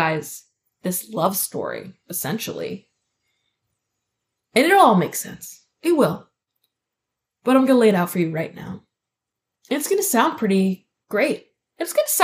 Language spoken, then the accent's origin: English; Exeter, New Hampshire, United States; moved away; I was born at Exeter Hospital. I'm pretty sure I'll die there.